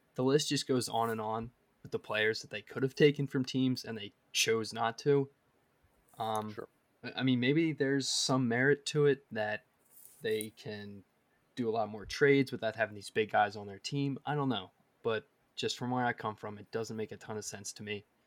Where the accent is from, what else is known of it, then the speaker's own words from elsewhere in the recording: Philadelphia, Pennsylvania, United States; I grew up in Philly, was raised a Flyers fan